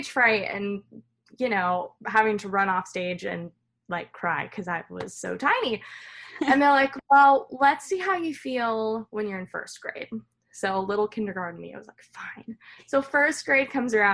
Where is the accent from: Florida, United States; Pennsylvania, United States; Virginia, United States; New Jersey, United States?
Virginia, United States; Loudoun County, Northern; moved away as an adult; also born or lived in Nashville, Tennessee; I grew up in Northern Virginia in Loudoun County and lived there my whole life.